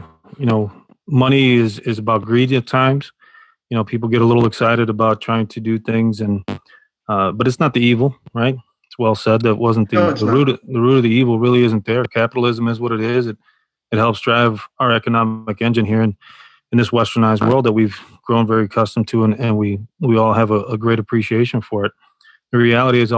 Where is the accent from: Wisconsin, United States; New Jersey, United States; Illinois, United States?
Illinois, United States; Chicago; I was born and raised in Chicago